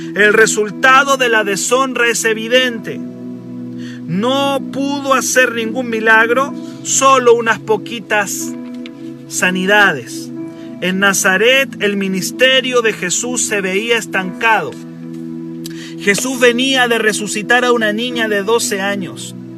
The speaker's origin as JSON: {"language": "Spanish", "country": "Chile", "accent": "Chilean", "said": "Dios puede usar gente chilena tan con nuestro acento"}